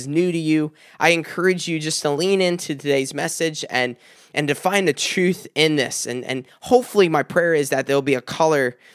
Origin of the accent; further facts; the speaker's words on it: South Carolina, United States; now in Michigan, United States; I'm from South Carolina